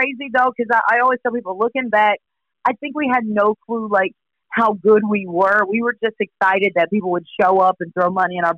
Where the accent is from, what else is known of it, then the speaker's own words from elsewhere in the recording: Poplarville, Mississippi, United States; moved away as an adult; now in New Orleans, United States; We're all born and raised in Poplarville, Mississippi